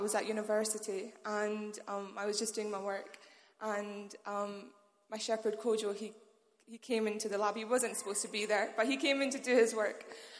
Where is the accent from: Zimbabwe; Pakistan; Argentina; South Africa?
Pakistan; now in Manchester, United Kingdom; I'm from First Love Manchester, but originally I'm from Pakistan.